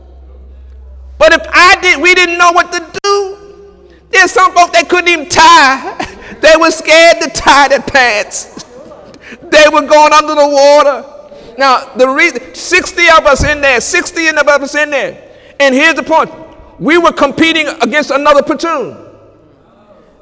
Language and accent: English; United States; I am an American citizen